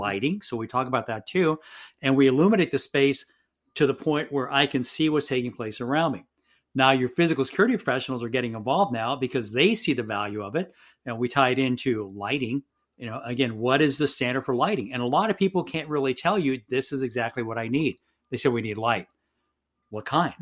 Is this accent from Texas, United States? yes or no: yes; San Benito, Texas, United States; moved away as an adult; also born or lived in Tampa, Florida; I'm actually born and raised in South Texas in a town called San Benito, Texas